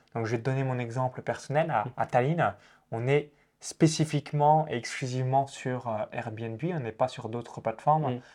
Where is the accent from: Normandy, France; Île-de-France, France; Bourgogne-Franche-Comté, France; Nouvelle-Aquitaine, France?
Bourgogne-Franche-Comté, France; countryside 20 km from Chalon-sur-Saône; j'ai grandi euh, dans la campagne à 20 km de Chalon-sur-Saône